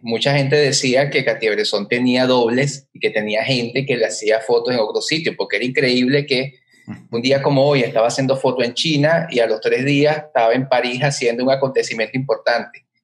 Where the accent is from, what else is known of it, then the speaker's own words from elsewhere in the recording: Caracas, Capital District, Venezuela; now in Montevideo, Uruguay; me dicen, ¿de dónde vienes? De Chacaíto de Plaza Venezuela